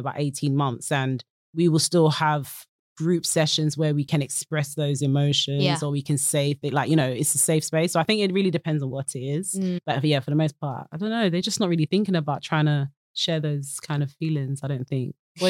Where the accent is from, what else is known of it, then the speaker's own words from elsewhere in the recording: United Kingdom; also born or lived in Ghana (ancestry); I'm British, I'm Ghanaian.